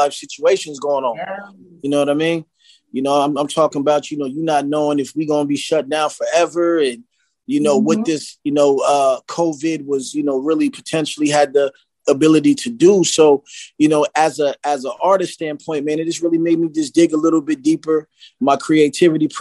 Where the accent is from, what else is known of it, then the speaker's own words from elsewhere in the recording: West Coast, United States; accent: up north; also born or lived in Philadelphia, Pennsylvania; I was born in Philly, but you know what I'm saying? I was raised out west.